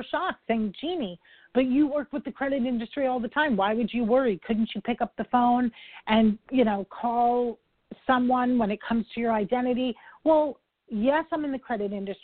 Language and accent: English; New York, United States; I'm a New Yorker